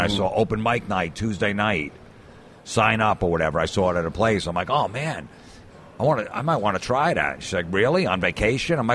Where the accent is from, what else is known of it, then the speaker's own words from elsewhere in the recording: New York, United States; I'm a comic from New York